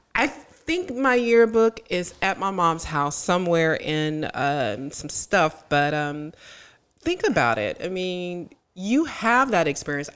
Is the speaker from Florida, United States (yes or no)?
yes; Tallahassee, Florida, United States; I grew up in Tallahassee